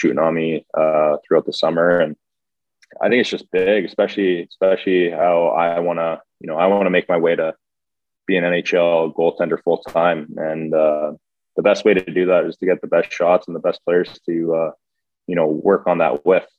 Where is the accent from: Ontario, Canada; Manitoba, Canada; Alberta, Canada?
Alberta, Canada; Edmonton; growing up in Edmonton, you're growing up watching the Oilers